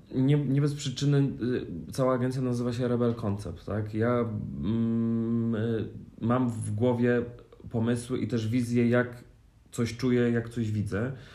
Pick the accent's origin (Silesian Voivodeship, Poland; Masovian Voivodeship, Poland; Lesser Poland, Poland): Masovian Voivodeship, Poland; Warsaw; ja jestem z Warszawy